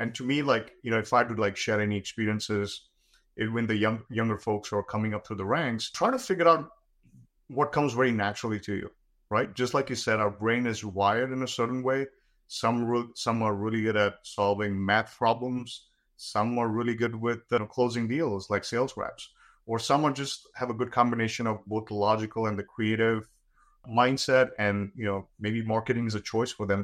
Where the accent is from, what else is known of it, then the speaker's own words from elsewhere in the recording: India; when I was growing up in India